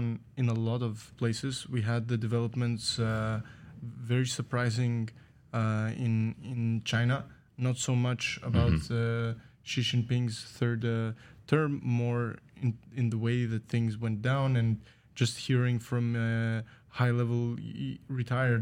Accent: Greece; moved away; I'm from Greece.

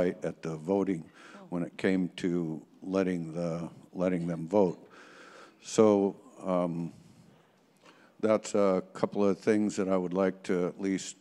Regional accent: Chickaloon, Alaska, United States; I'm Water Clan, and I'm from Chicloon Village in Alaska

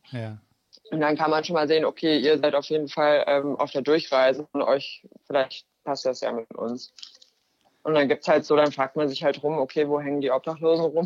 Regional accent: Germany; oh, ja, hi, ich bin meine Kamera, ich komme aus Deutschland.

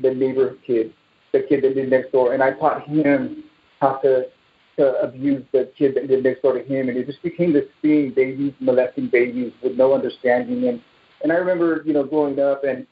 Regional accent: Bay Area, California, United States; I'm from the Bay Area here in California

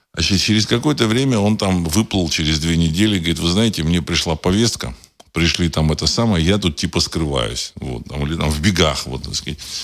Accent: Saint Petersburg, Russia; знаю, значит, это мой родной город

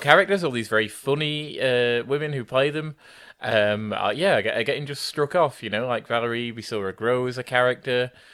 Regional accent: United Kingdom

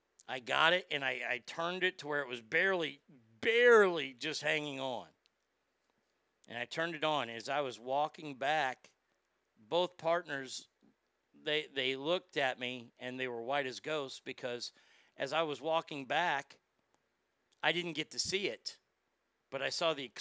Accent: Dallas, Texas, United States; I'm from Dallas

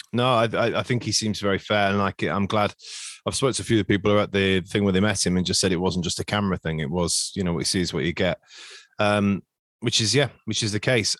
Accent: Nottingham, East Midlands, United Kingdom; accent: Nottingham; that's the most Nottingham my accent ever sounds

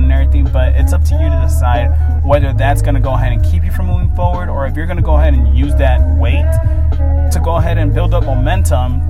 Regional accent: Oakland, California, United States; I was born and raised in Oakland

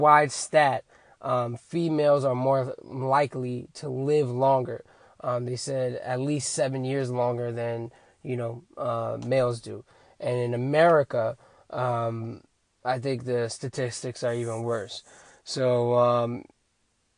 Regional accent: United States; as an American adult

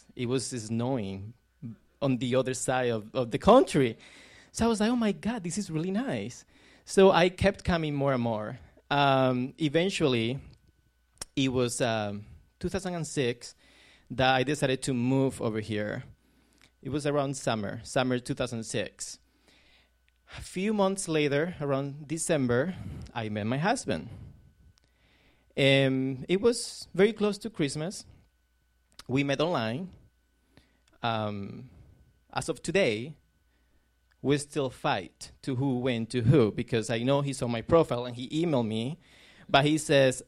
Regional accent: Córdoba, Andalusia, Spain; now in United States; we were in my hometown, Cordoba, in the south of Spain, very close to Granada

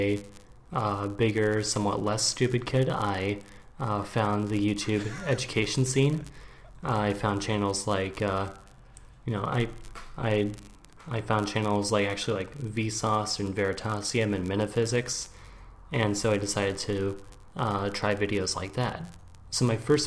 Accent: Portland, Oregon, United States; moved away as an adult; also born or lived in Maryland, United States / Washington, D.C. area, United States; now in Berlin, Germany; when I was 8, you know, I grew up in, you know, from then on, I grew up in Portland, Oregon on the West Coast

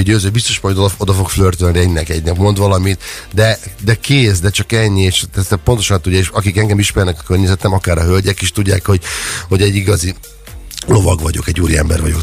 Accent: Hungary; moved away; én vidéken nőttem fel

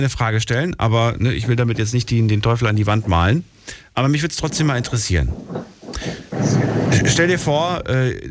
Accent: Münster, Germany; Nee, ich komme eigentlich aus der Gegend, aus Münster.

